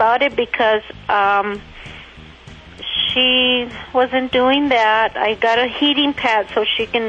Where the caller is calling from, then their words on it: Calimesa, California, United States; I'm calling from Cala Mesa, Riverside County.